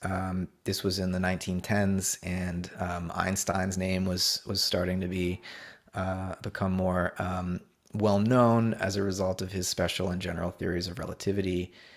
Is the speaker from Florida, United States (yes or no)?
yes; Hollywood, Florida, United States; also born or lived in Orlando, Florida; I grew up in South Florida, uh, on the East Coast, um, a town called Hollywood